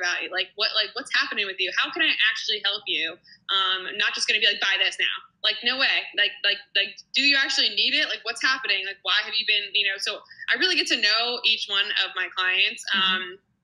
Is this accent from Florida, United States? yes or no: no; New Jersey, United States; also born or lived in New York City; I'm actually from New Jersey, the small town I'm living right next to now